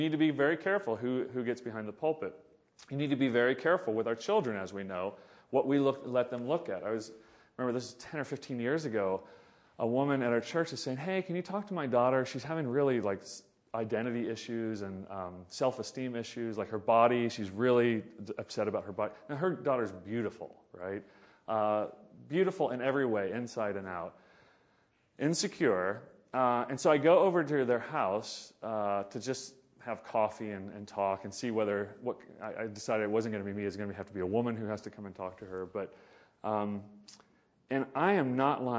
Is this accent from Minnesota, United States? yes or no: no; Oklahoma, United States; I grew up in Oklahoma in the 1980s, 70s and 80s